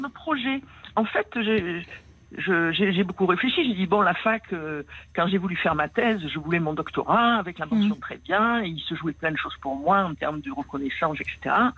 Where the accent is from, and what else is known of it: Marseille, Provence-Alpes-Côte d'Azur, France; born or raised there; accent: Marseille; also born or lived in Paris